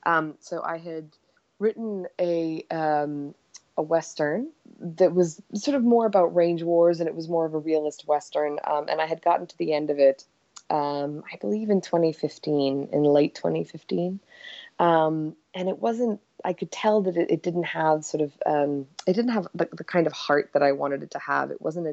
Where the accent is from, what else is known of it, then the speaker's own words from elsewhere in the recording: Egypt; also born or lived in Yugoslavia / Cyprus; now in United States; we left and we spent years on the move. We were in Cyprus for a while. I grew up in Egypt. We came to the States and moved around basically every 3 years.